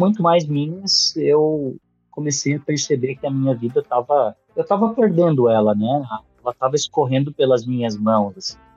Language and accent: Portuguese; Canoas, Rio Grande do Sul, Brazil; also born or lived in São Paulo / São José dos Campos; eu fui, fui criado numa cidade chamada Canoas, no Rio Grande do Sul